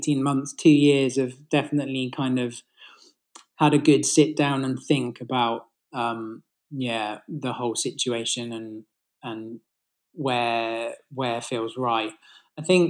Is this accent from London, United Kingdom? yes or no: no; Bath, South West England, United Kingdom; I grew up in Bath, actually, so beautiful kind of architecture there.